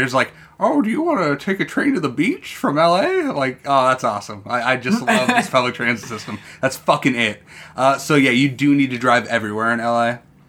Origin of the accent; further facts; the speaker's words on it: California, United States; And I'm from California, sir.